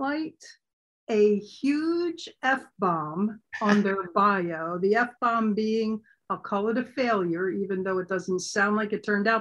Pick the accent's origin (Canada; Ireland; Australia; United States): United States; Pennsylvania; moved away; I'm from Pennsylvania as well originally